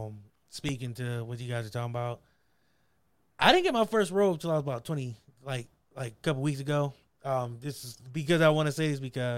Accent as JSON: {"language": "English", "town": "Akron", "region": "Ohio", "country": "United States", "tie": "born or raised there", "said": "Yeah, because I grew up in Akron, Ohio. Not the greatest place."}